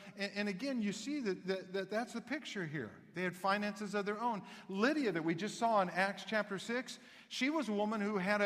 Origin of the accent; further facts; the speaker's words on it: Knoxville, Tennessee, United States; When I was raised in the South with a mom from the South, because I was born in Knoxville, Tennessee